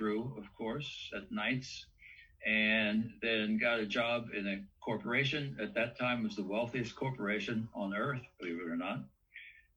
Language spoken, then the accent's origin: English; West Virginia, United States; I come from the Appalachian Mountains. West Virginia was my home. I grew up in a small backwoods country coal mining town